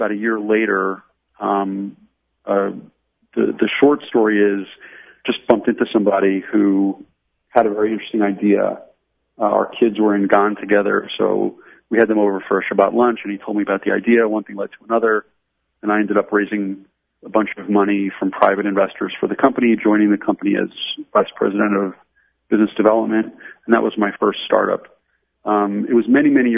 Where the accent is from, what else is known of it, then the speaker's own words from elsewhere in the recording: Pennsylvania, United States; also born or lived in New York; now in Jerusalem, Israel; growing up in Pennsylvania